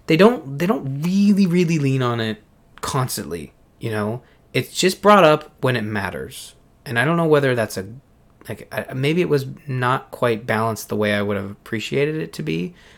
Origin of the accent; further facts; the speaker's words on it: Canada; as a Canadian